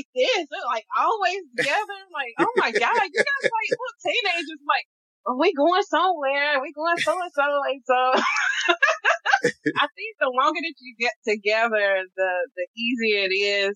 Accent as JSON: {"language": "English", "region": "North Carolina", "country": "United States", "said": "we're both from North Carolina"}